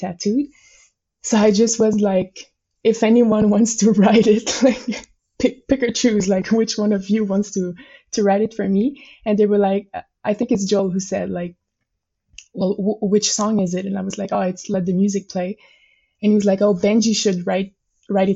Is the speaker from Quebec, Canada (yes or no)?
yes; Montreal, Quebec, Canada; first language French; English is a second language; I live in Montreal and I'm French Canadian.